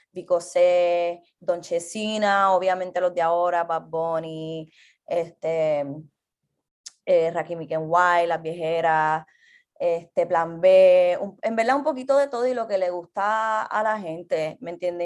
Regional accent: Carolina, Puerto Rico; moved away as an adult; also born or lived in New York; yo soy originalmente de Carolina, Puerto Rico, actualmente estoy aquí

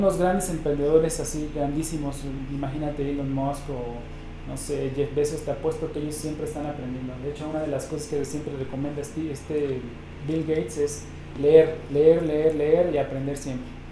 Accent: Mexico; como latinoamericanos y como mexicanos

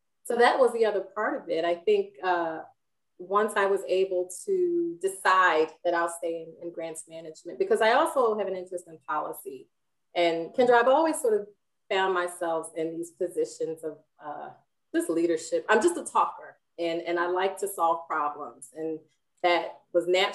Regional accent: Philadelphia, Pennsylvania, United States; And so I grew up in North Philly, and my grandparents had a garden, a patch of land in the middle of North Philly.

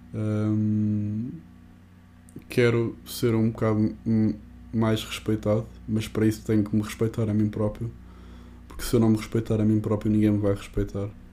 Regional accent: Portugal; nós, num país destes, que nós temos a tradição da luta

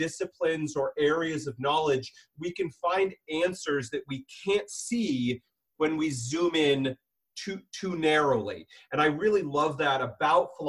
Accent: San Diego, California, United States; moved away as an adult; now in Seattle, United States; born and raised a San Diego boy in Southern California.

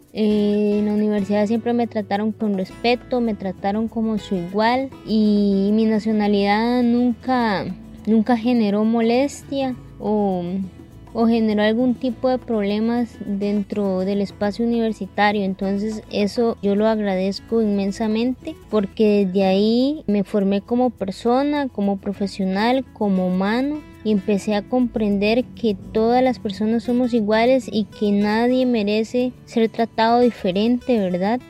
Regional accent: Costa Rica; also born or lived in Nicaragua; Yo nací en Nicaragua nosotros llegamos a Costa Rica

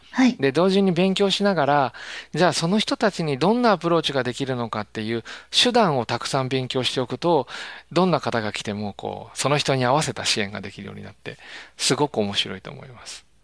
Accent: Kansai, Japan; 関西人なんで

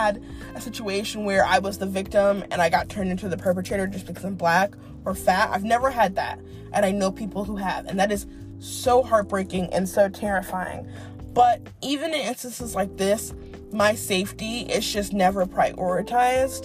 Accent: East Coast, United States; now in Dallas, United States; I'm a Yankee, maybe it's because I'm from the East Coast.

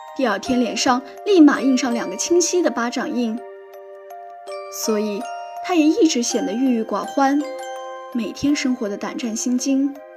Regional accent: Qingdao, Shandong, China; moved away as an adult; now in Nanjing, China; 来自山东青岛。我在南京大学，距离我的家乡一千零六十公里

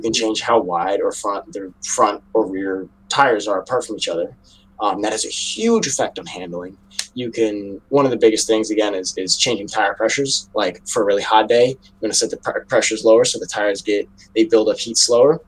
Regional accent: New York, United States; I'm from New York

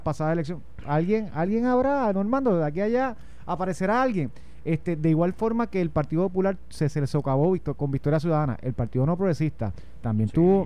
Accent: Puerto Rico; nací aquí, eh, si decido vivir al lado de mi familia, en mi tierra

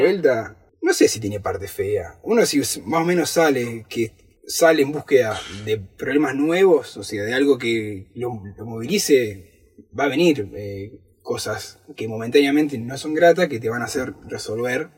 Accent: Rosario, Santa Fe, Argentina; moved away; yo soy de Rosario, hincha de Newell

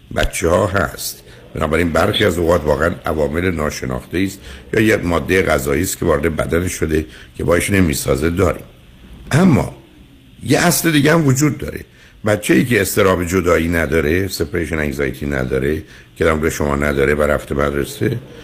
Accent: Iran; now in United States; از ایران اومدیم بیرون و اینجا درگیر یه جامعه من در امریکا

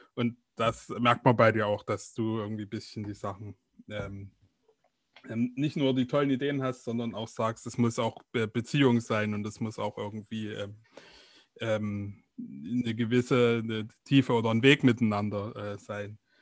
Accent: East Germany, Germany; bei uns in Ostdeutschland

